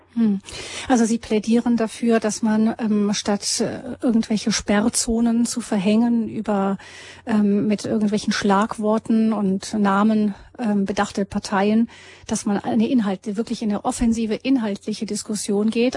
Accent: Germany; wir Deutsche

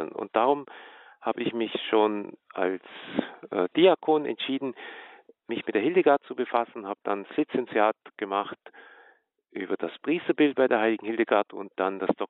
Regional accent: Baden-Württemberg, Germany; Also ich komme ja aus dem Schwaberländle

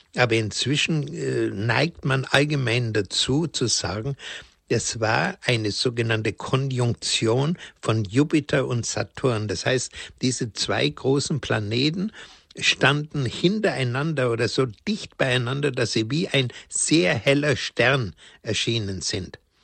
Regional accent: Bavaria, Germany; bei uns in Bayern

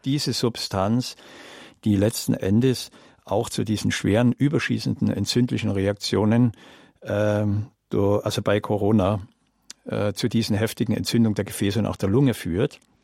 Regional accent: Germany; bei uns in Deutschland

